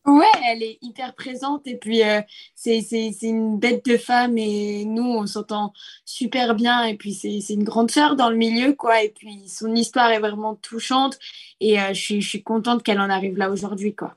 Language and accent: French; Nice, Provence-Alpes-Côte d'Azur, France; je suis de Nice